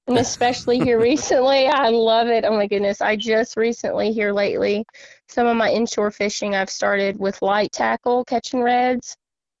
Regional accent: Rhode Island, United States; now in Alabama, United States; grew up and raised in Rhode Island and here in the South now.

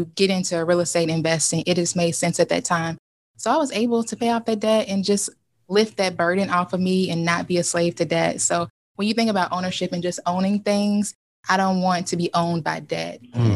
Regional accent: Kentucky, United States; moved away as an adult; also born or lived in Lexington, Kentucky / Northern Ohio / Cincinnati, Ohio; now in Ohio, United States; I'm originally from Kentucky. I currently live in Ohio

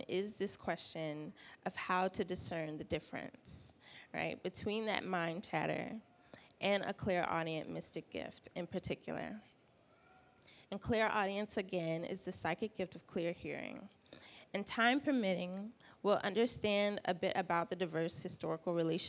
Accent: South Carolina, United States; also born or lived in Midwest; now in Atlanta, United States; I'm from South Carolina. I'm based here in Atlanta now

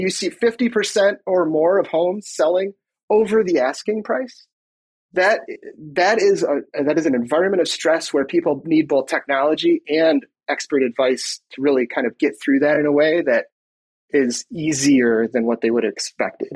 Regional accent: Michigan, United States; moved away as an adult; now in Minnesota, United States; I was born in Michigan and grew up there

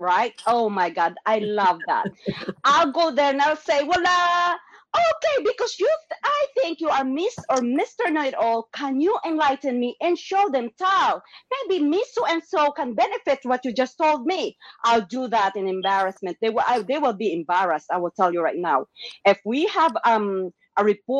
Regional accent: Philippines; moved away; they don't have any more Filipino cousins

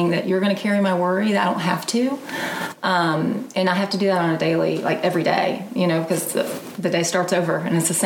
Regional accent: Marietta, Georgia, United States; moved away as an adult; now in Birmingham, United States; I'm from Atlanta originally, Marietta, right outside of Atlanta

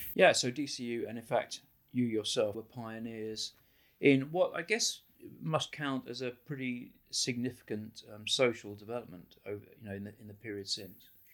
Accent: United Kingdom; moved away as an adult; now in Ireland; I came from, as you can hear from my accent, I grew up in Britain

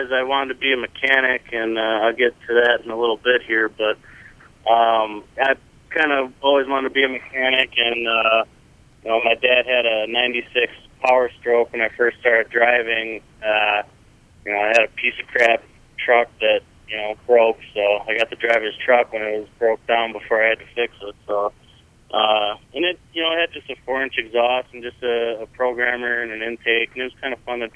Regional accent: Raymond, Wisconsin, United States; now in Trevor, United States; I'm actually from Raymond, Wisconsin, just a little town out there in Racine County, about 20 minutes south of Milwaukee.

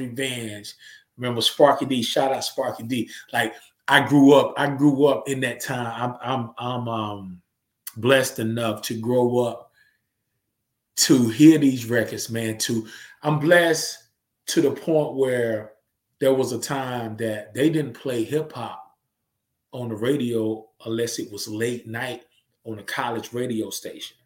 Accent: the South, United States; accent: Southern; I was never that Southern dude who tried to act like I was from New York

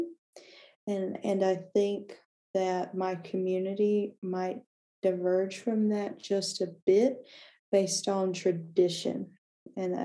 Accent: North Carolina, United States; moved away as an adult; now in California, United States; Where I grew up in North Carolina, which is part of the American South, it's predominantly Protestant

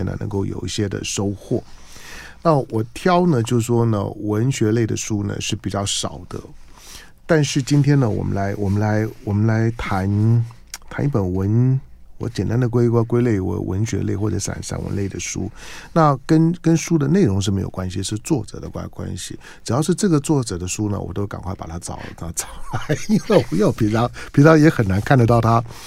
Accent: Zhonghe and Yonghe, New Taipei, Taiwan; 我觉得从我到师大附中念，念，念书开始进城，因为我之前都在中永和念

